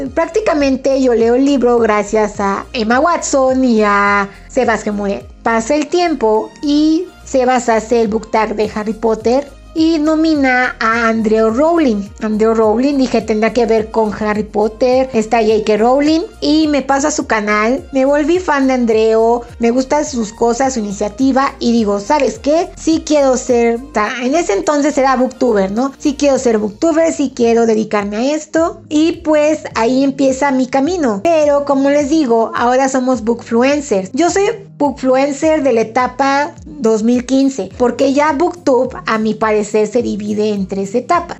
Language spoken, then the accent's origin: Spanish; Puebla, Mexico; yo soy de Puebla